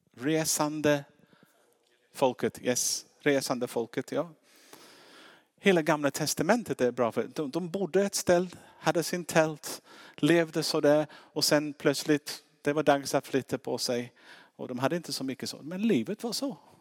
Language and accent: Swedish; England, United Kingdom; Swedish is a second language; now in Sweden; Det märks på min uttal, jag är inte svensk